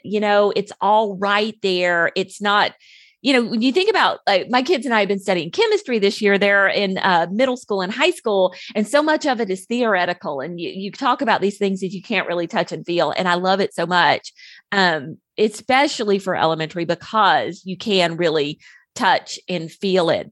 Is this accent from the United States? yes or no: yes; the South, United States; growing up in the South with all the humidity and the snakes and the heat